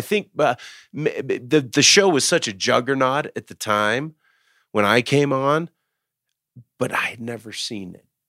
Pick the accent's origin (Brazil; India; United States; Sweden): United States; Dallas, Texas; moved away; I was from Dallas